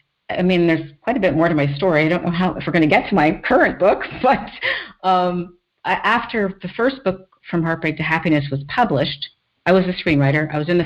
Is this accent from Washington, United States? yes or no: no; Iowa, United States; born there; also born or lived in Los Angeles / Newport Beach; now in San Francisco, United States; My parents were studying at the Iowa State University when I was born. So I was born in the States, so...